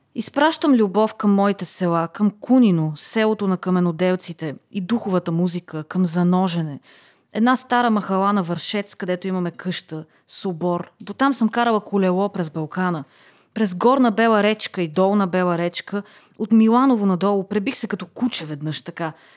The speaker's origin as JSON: {"language": "Bulgarian", "country": "Bulgaria", "said": "че съм българка"}